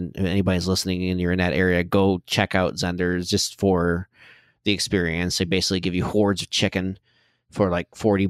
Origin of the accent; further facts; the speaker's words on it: Flint, Michigan, United States; moved away; So I'm from Flint, Michigan. I was born and raised there.